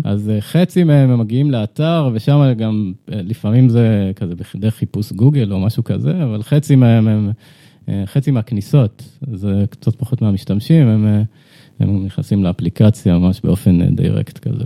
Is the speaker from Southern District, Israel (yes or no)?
no; Ramat HaKovesh, Central District, Israel; moved away as an adult; now in Tel Aviv, Israel; גדלתי בקיבוץ, רמת הכובש, אני גר בתל אביב